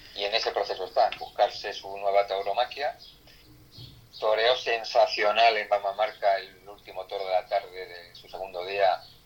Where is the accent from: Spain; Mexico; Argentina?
Spain; Extremadura; now in Villaviciosa de Odón, Spain; yo soy extremeño